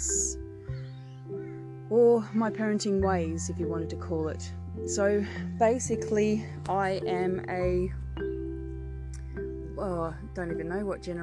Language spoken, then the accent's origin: English; Victoria, Australia; I am born and bred in Australia, from Victoria